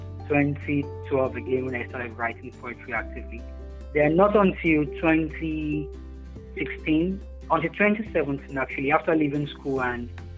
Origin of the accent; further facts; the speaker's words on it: Nigeria; I'm a Nigerian poet, a writer, and a social worker